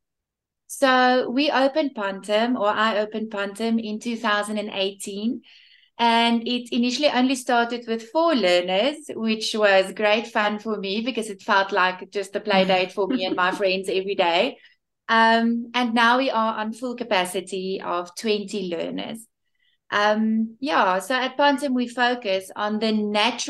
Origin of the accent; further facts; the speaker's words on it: Bloemfontein, Free State, South Africa; also born or lived in Cape Town / Johannesburg; I'm from Bloemfontein in South Africa.